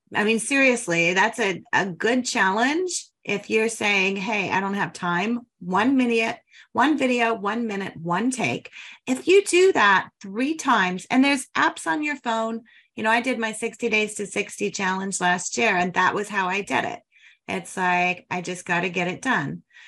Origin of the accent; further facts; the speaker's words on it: Denver, Colorado, United States; I'm a Denver girl, grew up there